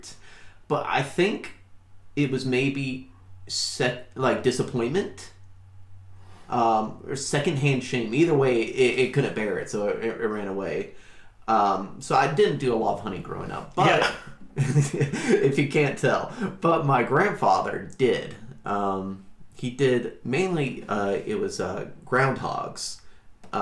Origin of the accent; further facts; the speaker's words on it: the South, United States; growing up in the South